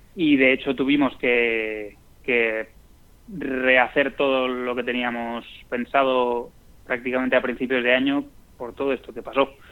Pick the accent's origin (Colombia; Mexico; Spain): Spain; Madrid, Community of Madrid; nosotros somos de Madrid